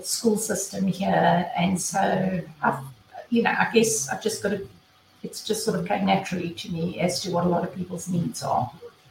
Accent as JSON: {"language": "English", "country": "South Africa", "moved": "as an adult", "lives_now": "Tuscaloosa, United States", "said": "I am originally from South Africa"}